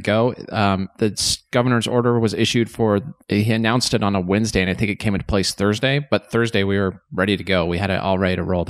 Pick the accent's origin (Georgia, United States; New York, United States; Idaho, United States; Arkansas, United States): Idaho, United States; Shelley; So I grew up in Eastern Idaho, a small little town, Shelley. So Russets for all you Russets.